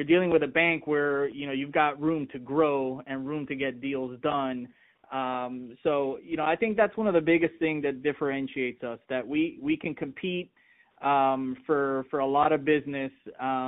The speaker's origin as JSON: {"language": "English", "town": "Miami", "region": "Florida", "country": "United States", "tie": "born or raised there", "said": "growing up in Miami"}